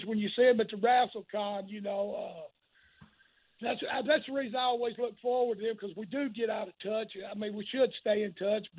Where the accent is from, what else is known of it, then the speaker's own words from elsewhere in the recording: Tennessee, United States; I started in Tennessee. I grew up around wrestling there